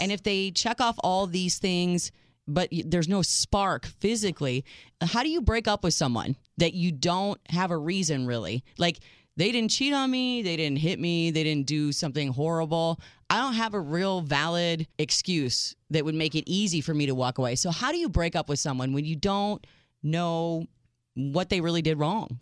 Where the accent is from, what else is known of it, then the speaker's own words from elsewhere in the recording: United States; as an American girl that doesn't speak French